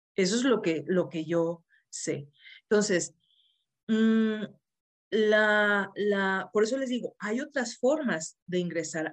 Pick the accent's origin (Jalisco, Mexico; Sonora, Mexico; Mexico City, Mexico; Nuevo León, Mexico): Nuevo León, Mexico; Monterrey; now in Saltillo, Mexico; yo soy de Monterrey, vivo en Saltillo.